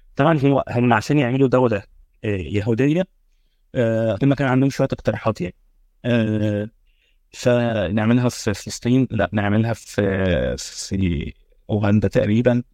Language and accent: Arabic; Egypt; عندنا في مصر